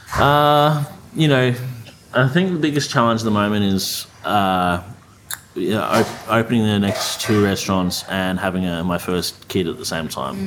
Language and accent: English; Australia; I'm Australian